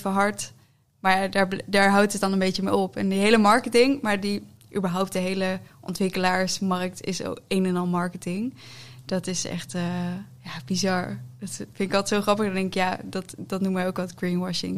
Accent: Netherlands; wij als Nederlanders

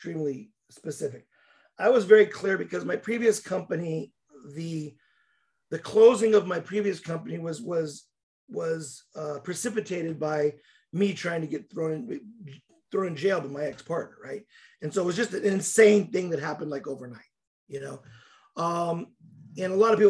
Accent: United States; also born or lived in Russia; I'm American

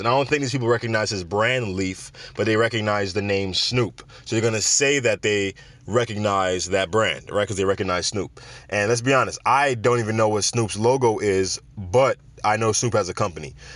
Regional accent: Jamaica; my home country of Jamaica

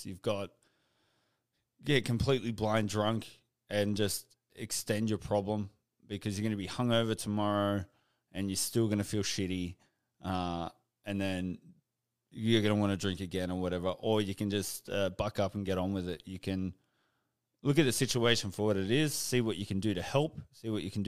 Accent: Canberra, Australian Capital Territory, Australia; moved away as an adult; I was just recently back in my hometown in Canberra

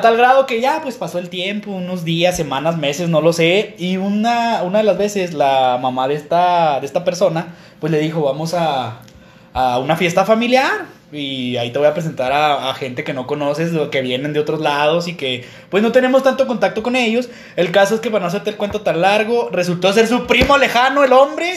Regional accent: Mexico; Somos, nosotros somos de, de, de Villajuárez, de, Jardines de Oriente y de, y de Chihuahua

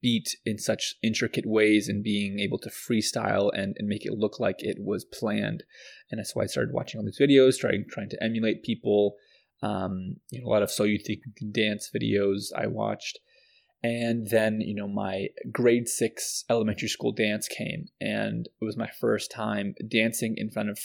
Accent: Canada; also born or lived in Pakistan; I was born in Pakistan and moved here when I was very young. So I was raised in Canada, so I'm very much Canadian

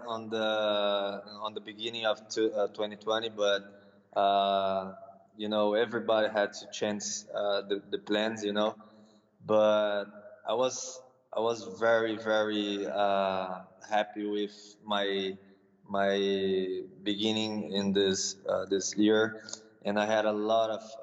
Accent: Campinas, São Paulo, Brazil; English is a second language; also born or lived in California; now in São Paulo, Brazil; now I'm in my hometown with in my mother's house.

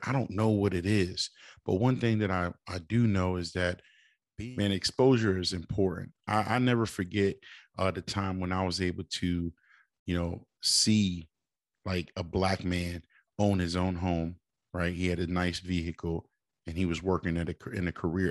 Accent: Springfield, Massachusetts, United States; shout out to my hometown, four one three, uh, Springfield.

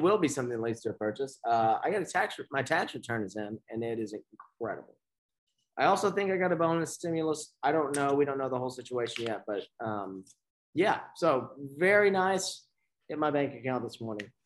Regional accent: Beaumont, Texas, United States; growing up in Beaumont

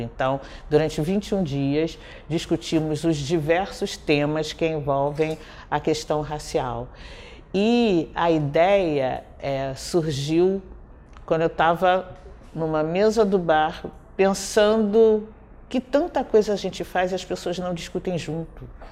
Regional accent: Rio de Janeiro, Brazil; born or raised there; also born or lived in Nilópolis

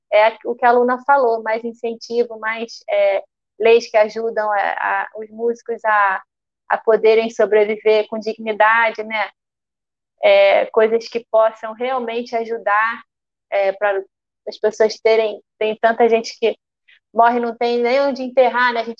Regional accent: Rio de Janeiro, Brazil; E nós somos do Rio de Janeiro, então é, um, é uma cidade muito visada para música

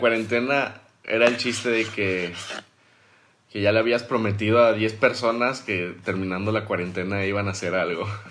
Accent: Durango, Mexico; now in Mérida, Mexico; Yo soy de Durango, pero mi, o sea, vivo en Mérida por mi familia

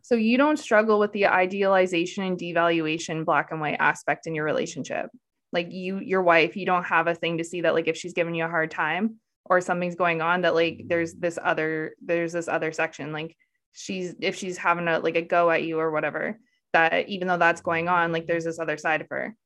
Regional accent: Canada; I'm Canadian

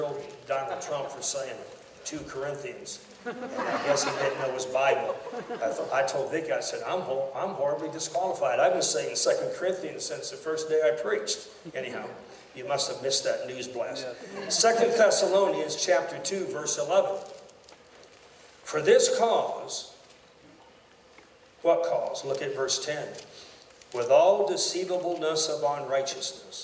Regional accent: United States; I'm an American to the core of my being

